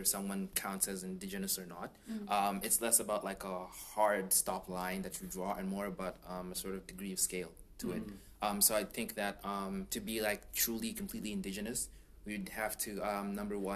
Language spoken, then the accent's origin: English; Namibia; my nationality, I'm Namibian, but my ethnicity is different. I'm Vambu, that's a tribe in Namibia